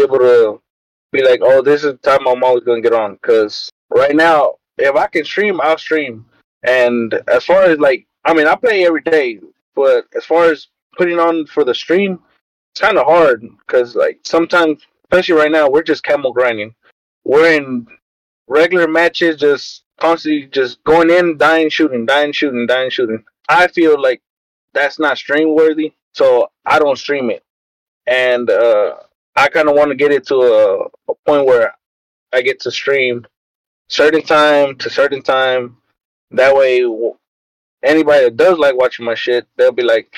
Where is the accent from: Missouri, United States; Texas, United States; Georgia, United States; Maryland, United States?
Texas, United States; I'm from Texas